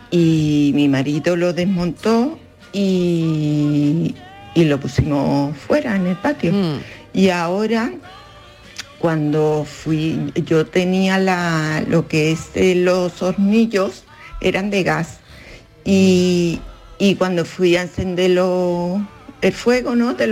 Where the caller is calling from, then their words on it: Seville, Andalusia, Spain; Hola, buenas tardes. Ah